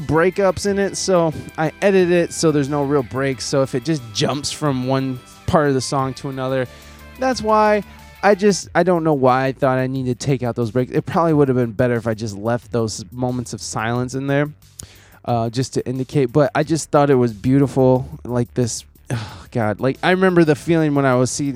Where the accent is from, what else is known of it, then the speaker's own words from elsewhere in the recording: United States; I'm just some dipshit American